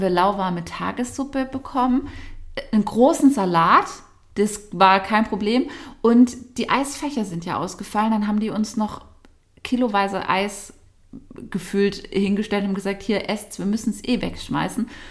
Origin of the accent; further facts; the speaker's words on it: Nagold, Baden-Württemberg, Germany; sind wir aus Nagold, glaube ich, schon gar nicht mehr richtig rausgekommen